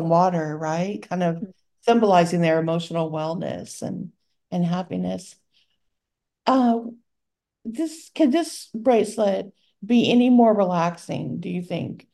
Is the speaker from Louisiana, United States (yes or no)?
yes; Louisiana, United States; moved away; also born or lived in North Carolina; I would be born in Louisiana